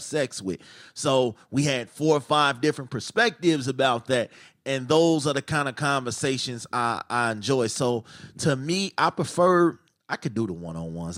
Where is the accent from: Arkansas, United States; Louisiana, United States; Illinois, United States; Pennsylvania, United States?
Illinois, United States; Chicago; I'm from Chicago